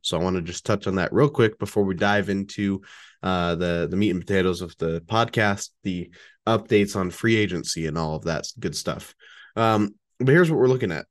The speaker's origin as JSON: {"language": "English", "region": "Utah", "country": "United States", "said": "here in my home state, Utah."}